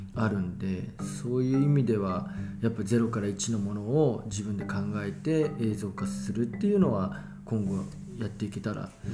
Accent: Hiroshima, Japan; moved away; also born or lived in Fukuoka / Tokyo; 自分が生まれ育ったこの町

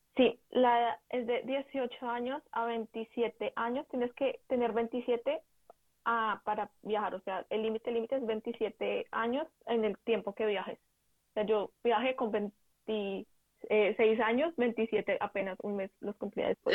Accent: Bogotá, Colombia; moved away as an adult; also born or lived in Ubaté; now in Germany; soy colombiana, vivo en Bogotá, pero toda mi familia es de Ubaté, entonces estaba entre Ubaté y Bogotá

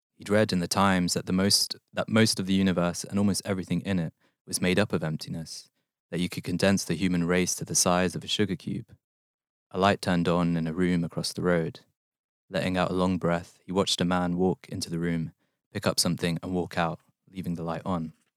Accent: London, United Kingdom; moved away as an adult; also born or lived in Manchester; the place I grew up in West London

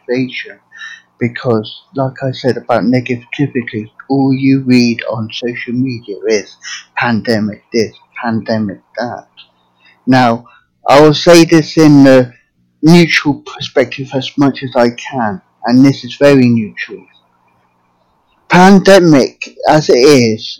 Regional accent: England, United Kingdom; now in United States; I'm from England originally, but now living in America.

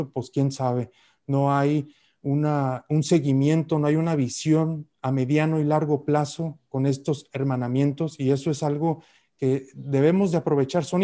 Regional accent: Tijuana, Baja California, Mexico; Tijuana es la ciudad más cercana de Latinoamérica con China.

